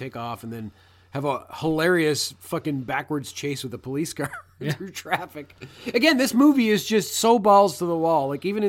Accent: South East England, United Kingdom; accent: British; Yeah, I'm actually from Surrey. I don't know if that's what people from Surrey sound like at all.

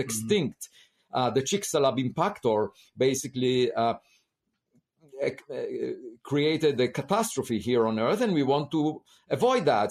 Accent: Israel; moved away as an adult; I grew up in Israel

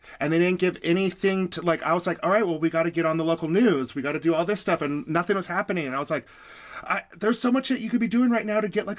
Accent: Reno, Nevada, United States; moved away; Reno, Nevada, my hometown

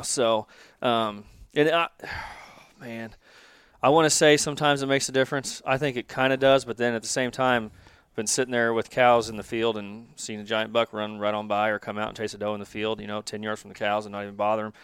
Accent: Kansas City, Missouri, United States; also born or lived in Lee's Summit, Missouri; born and raised in Kansas City, live in Lee Summit.

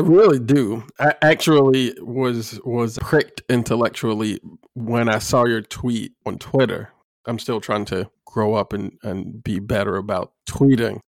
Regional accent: Illinois, United States; Illinois State University in my home state

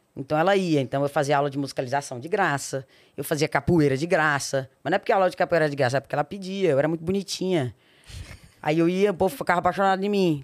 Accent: Belo Horizonte, Minas Gerais, Brazil; also born or lived in Porto Seguro / Nanuque; sou nascida em Belo Horizonte, Minas Olha. Gerais a minha mãe, ela é do interior de Minas, né? Minha avó teve todas as minhas tias no interior de Minas, numa cidade que chama Nanuque, que é bem na divisa de, de Minas, Bahia e Espírito Santo ali. É... Eu morei 15 anos em Belo Horizonte

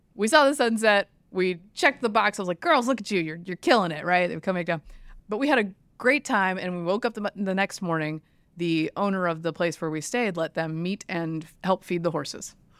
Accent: the South, United States; I'm from the South.

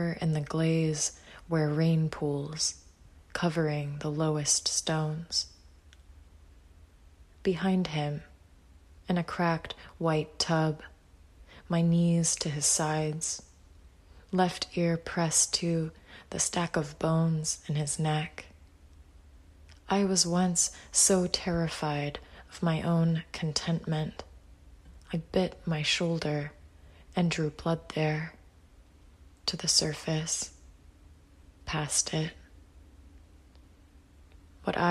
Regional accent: Birmingham, Alabama, United States; my hometown of Birmingham, Alabama

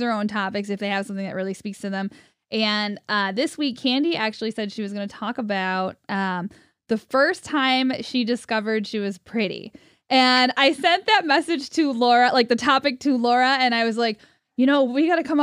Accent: Cicero, New York, United States; I'm from Cicero, so outside of Syracuse

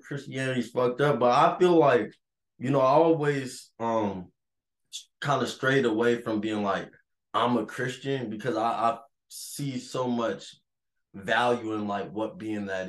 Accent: West Coast, United States; moved away; also born or lived in North Carolina; So I was born in North Carolina, for those of y'all who know. But I grew up on the West Coast

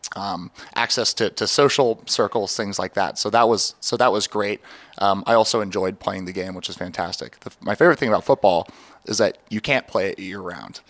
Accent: Seattle, Washington, United States; now in Baltimore, United States; growing up in Seattle, lacrosse was just not a staple like it is here in Baltimore

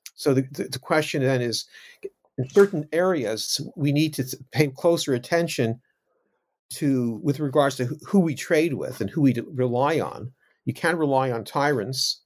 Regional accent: Canada; now in United Kingdom; I'm not American, I'm Canadian, now living in the U K

